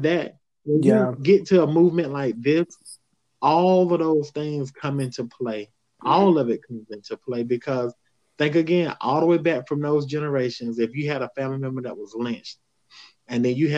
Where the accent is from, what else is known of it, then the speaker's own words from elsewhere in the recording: the South, United States; I grew up in the South